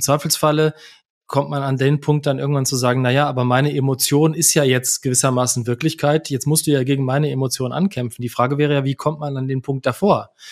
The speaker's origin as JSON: {"language": "German", "country": "Germany", "said": "als Deutsche"}